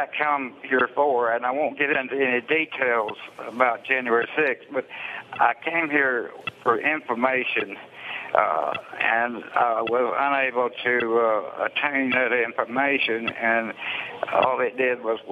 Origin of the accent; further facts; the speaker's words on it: Alabama, United States; I'm from Alabama